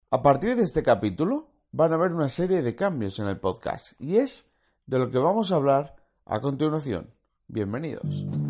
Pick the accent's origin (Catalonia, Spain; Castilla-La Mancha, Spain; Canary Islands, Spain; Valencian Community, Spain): Valencian Community, Spain; como soy valenciano, simpatizo con el Valencia